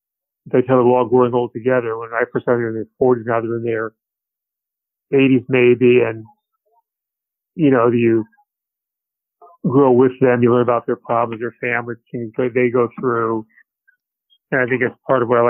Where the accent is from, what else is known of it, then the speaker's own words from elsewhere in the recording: Canton, Illinois, United States; now in Galesburg, United States; My wife's from Pekin. I'm from Canton